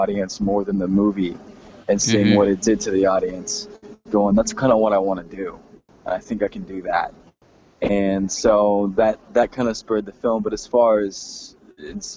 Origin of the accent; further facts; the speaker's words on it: Texas, United States; I grew up in Texas, so it was maybe more cowboys than Indians